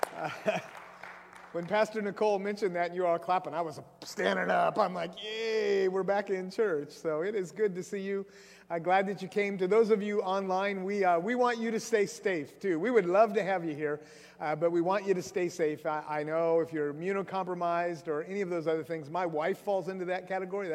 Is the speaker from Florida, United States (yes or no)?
no; Grays Harbor, Washington, United States; I grew up in Grays Harbor down there